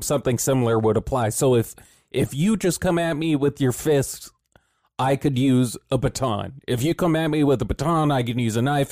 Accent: California, United States; we come from California

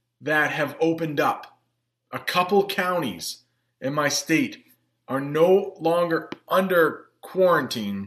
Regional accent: Maine, United States; accent: Maine; first language English; a little bit of my main accent comes through sometimes

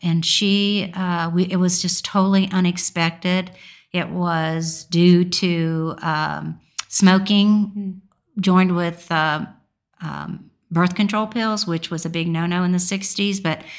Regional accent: Indiana, United States; No, I was born in Indiana. And I've just moved all over the country. I mean, I spent the first 18 years of my life, well, no, 22, just within 18 miles of my home.

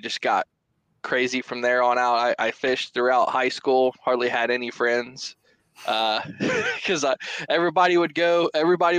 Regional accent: Middletown, Ohio, United States; Born and raised in Southwest Ohio, near where you folks live currently. In the Miamisburg, Franklin, Middletown areas is where I cut my teeth

